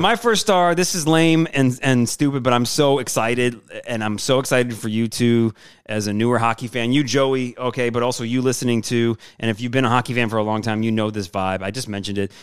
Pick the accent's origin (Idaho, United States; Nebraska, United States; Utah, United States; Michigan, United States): Michigan, United States; moved away as an adult; now in New Orleans, United States; me growing up in Michigan